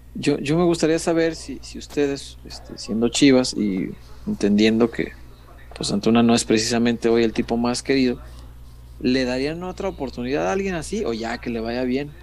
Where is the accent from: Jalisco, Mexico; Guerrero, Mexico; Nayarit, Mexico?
Jalisco, Mexico; Guadalajara; soy tapatío, a mucha honra